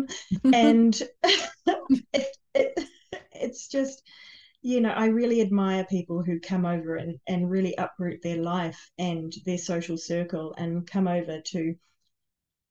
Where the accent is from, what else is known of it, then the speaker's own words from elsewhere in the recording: New Zealand; I was born in New Zealand